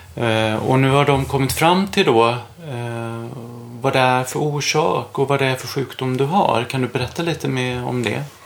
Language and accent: Swedish; Småland, Sweden; now in Stockholm, Sweden; jag är ju från Småland